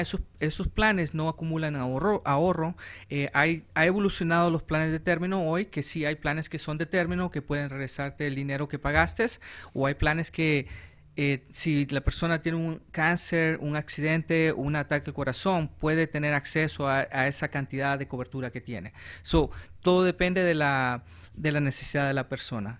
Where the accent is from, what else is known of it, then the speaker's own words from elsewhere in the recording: El Salvador; accent: Central American; also born or lived in Los Angeles, California; now in Arizona, United States; yo soy salvadoreño, nací